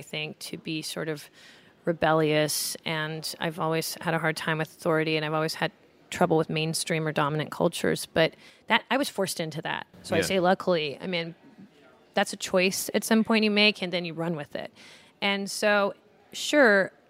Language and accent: English; Los Angeles, California, United States; moved away as an adult; also born or lived in Iran; now in New York, United States; my hometown of Los Angeles